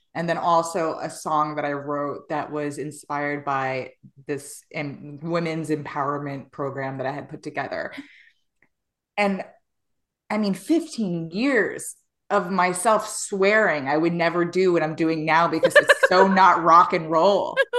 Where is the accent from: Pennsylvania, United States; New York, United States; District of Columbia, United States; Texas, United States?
New York, United States; I was born and raised in New York in the same Hood is Dolores